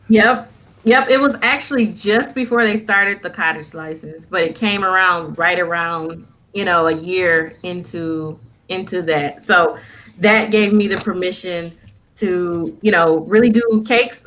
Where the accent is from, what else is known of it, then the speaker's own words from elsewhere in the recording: Flint, Michigan, United States; moved away as an adult; now in Lansing, United States; I'm originally from Flint, Michigan, and uh, I was born and raised there for the most part.